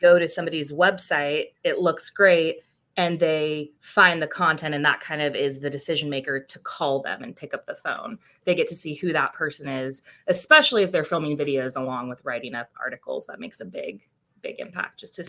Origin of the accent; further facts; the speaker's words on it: Chico, California, United States; moved away as an adult; now in Bay Area, United States; I'm originally from Chico up in Northern California